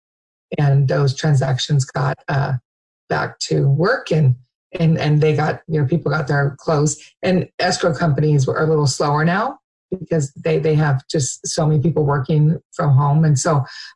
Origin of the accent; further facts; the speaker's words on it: Lacey, Washington, United States; also born or lived in Georgia; I've been in Thurston County since we moved here when I was in sixth grade. My dad moved here. We moved here at Fort Lewis. My dad was Army when I was in third grade. And then we moved down to Lacey when I was in sixth grade. So I've been here. This is home. I was born in Georgia, but this is definitely home